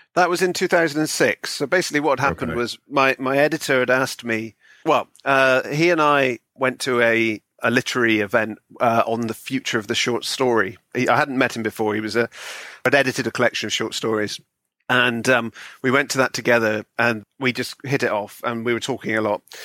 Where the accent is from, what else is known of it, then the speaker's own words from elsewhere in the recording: Bristol, South West England, United Kingdom; now in London, United Kingdom; I'm from Bristol originally, uh, which is in the West Country.